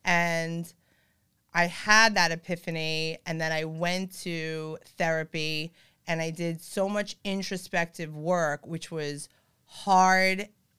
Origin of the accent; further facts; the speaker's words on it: Long Beach, California, United States; And I'll be like, oh, well, I'm from Long Beach.